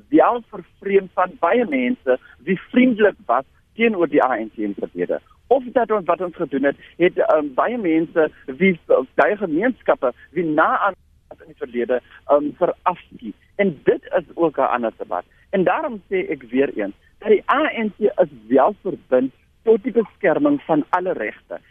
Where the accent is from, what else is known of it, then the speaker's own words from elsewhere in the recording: Langeberg area, Western Cape, South Africa; In die hele Langeberg area waar ek vandaan kom